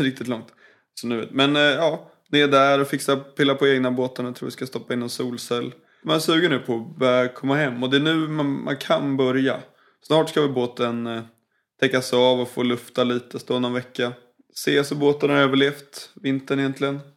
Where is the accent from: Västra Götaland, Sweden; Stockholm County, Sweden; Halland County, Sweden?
Stockholm County, Sweden; Blidö; Jag är uppväxt på Blidö